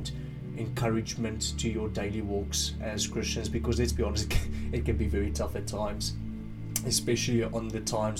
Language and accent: English; South Africa; now in United Kingdom; I'm originally from South Africa, I've moved here and since then stayed in the UK